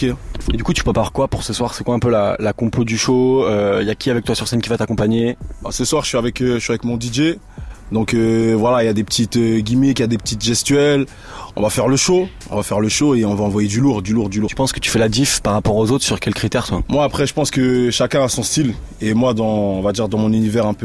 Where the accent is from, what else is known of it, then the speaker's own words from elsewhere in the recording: Paris, Île-de-France, France; Je suis un Parisien